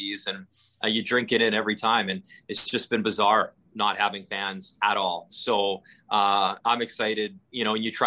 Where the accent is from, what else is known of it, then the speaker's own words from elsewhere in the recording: Northern Alberta, Canada; moved away; I grew up in Northern Alberta during the 80s